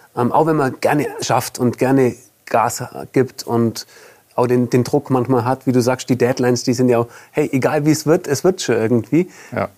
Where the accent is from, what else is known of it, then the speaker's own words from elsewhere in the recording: Allgäu, Bavaria, Germany; als Allgäuer oder als Süddeutscher